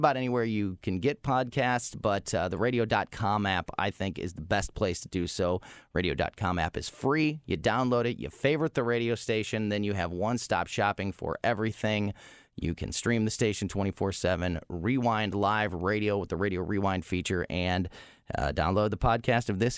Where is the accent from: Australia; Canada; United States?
United States; Florissant, Missouri; born and raised in Florissant, Missouri